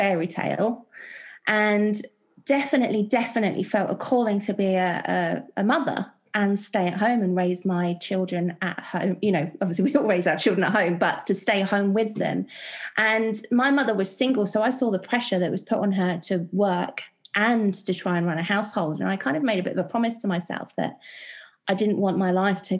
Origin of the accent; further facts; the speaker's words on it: London, United Kingdom; I was born and raised in West London with a family of non-believers